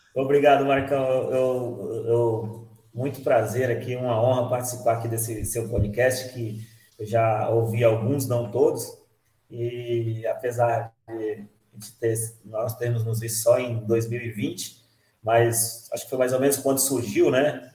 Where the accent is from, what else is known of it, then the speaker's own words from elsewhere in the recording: Minas Gerais, Brazil; moved away as an adult; now in São Paulo, Brazil; nasci aqui em São Paulo, mas fui criado em Minas. Eu falo que eu sou mineiro